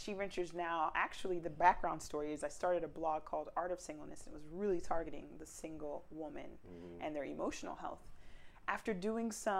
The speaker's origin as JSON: {"language": "English", "region": "South Florida", "country": "United States", "tie": "born or raised there", "said": "I was raised in South Florida"}